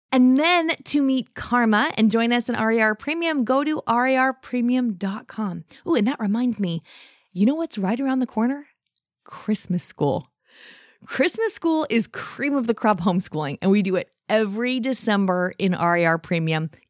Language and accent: English; Denver, Colorado, United States; I'm from near Denver, Colorado.